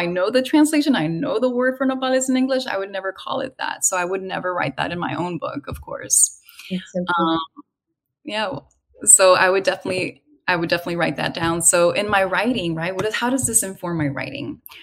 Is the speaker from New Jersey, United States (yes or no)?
no; California, United States; my own experiences growing up, taking that road trip, almost the exact same route from California down to the central west coast of Mexico